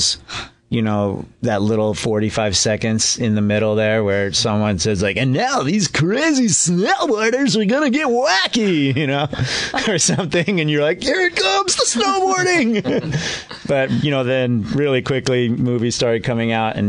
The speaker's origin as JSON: {"language": "English", "region": "Alaska", "country": "United States", "tie": "born or raised there", "said": "I grew up in Alaska"}